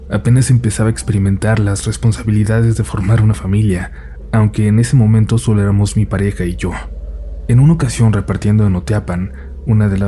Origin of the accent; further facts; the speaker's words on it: Coatzacoalcos, Veracruz, Mexico; soy de Coatzacoalcos, Veracruz.